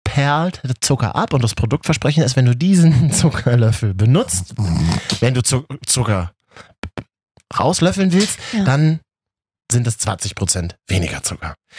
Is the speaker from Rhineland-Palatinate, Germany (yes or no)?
no; Berlin, Germany; bei uns in Berlin